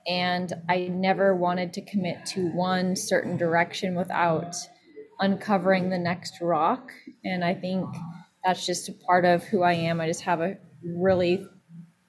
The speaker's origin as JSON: {"language": "English", "area": "Snoqualmie Valley", "region": "Washington", "country": "United States", "tie": "born or raised there", "said": "I grew up in Snoqualmie Valley, which is not as rural as it used to be"}